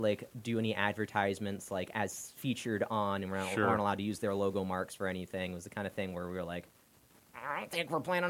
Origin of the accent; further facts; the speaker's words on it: Clearwater, Florida, United States; moved away as an adult; also born or lived in Houston, Texas / central Pennsylvania; we moved to Clearwater when I was 3. Lived there in Clearwater until I was, I don't know, 20 or something.